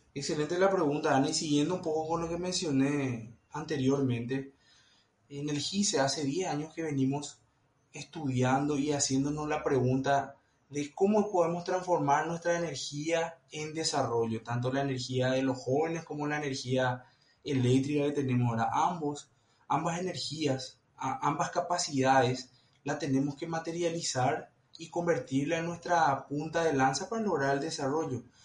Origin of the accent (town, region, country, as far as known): Paraguay